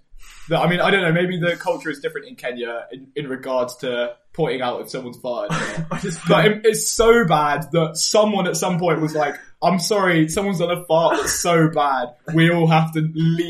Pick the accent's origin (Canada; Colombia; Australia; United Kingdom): United Kingdom; as British people